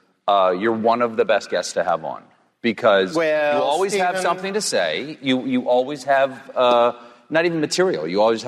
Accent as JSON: {"language": "English", "region": "South Carolina", "country": "United States", "tie": "born or raised there", "moved": "yes", "said": "I grew up in South Carolina."}